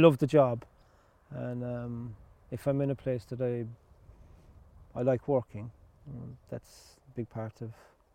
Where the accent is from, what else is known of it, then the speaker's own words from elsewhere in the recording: Ballybunion, Munster, Ireland; moved away; From Ballybunion in Ireland